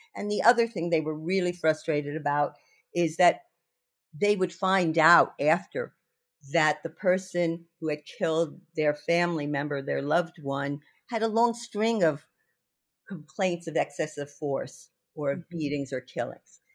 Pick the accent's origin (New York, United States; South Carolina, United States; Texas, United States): New York, United States; I'm a New Yorker